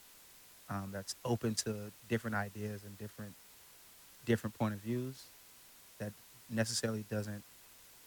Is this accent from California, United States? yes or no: yes; Oakland, California, United States; also born or lived in New York; home in Oakland